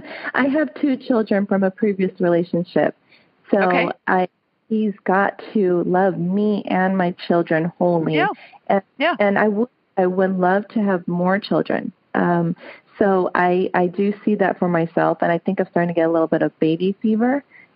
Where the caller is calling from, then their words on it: California, United States; I'm calling from a small town in California called Olivers. It's about 30 minutes north from Sacramento.